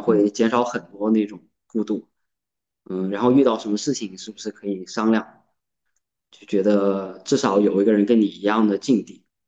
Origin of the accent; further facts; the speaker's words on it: Jiangsu, China; moved away as an adult; now in Zhejiang, China; 我现在三十出头，然后在浙江工作，然后出生地是江苏